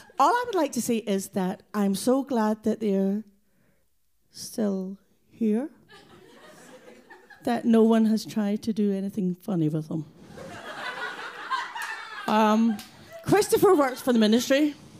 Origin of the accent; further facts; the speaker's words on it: Glasgow, Scotland, United Kingdom; I do hope you understand my accent. I'm from Glasgow. I'm a wee Scot.